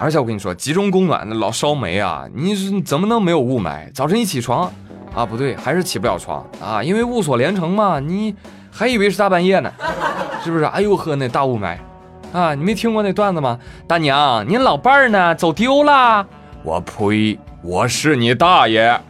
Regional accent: Jiangsu, China; 哎，我记得我小时候啊，我的家乡在江苏啊。

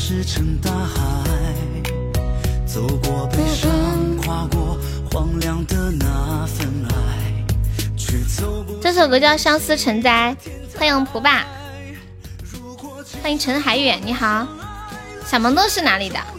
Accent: Nanchong, Sichuan, China; 我是南充的。

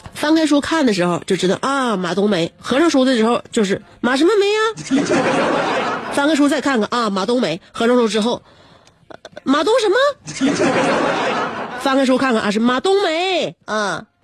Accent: Northeast China, China; 我们东北人

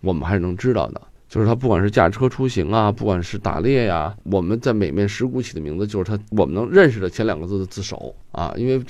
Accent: Guangdong, China; 没准儿这个永丰是福建人，我是广东人，

